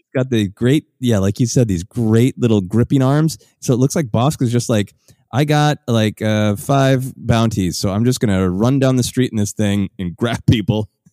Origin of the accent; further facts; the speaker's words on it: Minneapolis, Minnesota, United States; the convention that I've long, uh, performed at in my hometown of, uh, Minneapolis